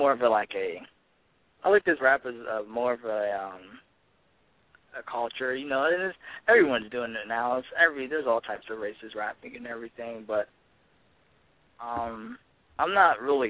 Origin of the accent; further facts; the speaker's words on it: Ohio, United States; being an inner city kid that I was raised as in Ohio around high school